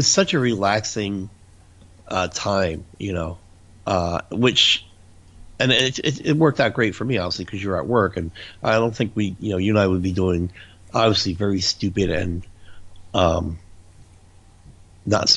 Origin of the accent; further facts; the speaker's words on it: New Jersey, United States; We're from New Jersey.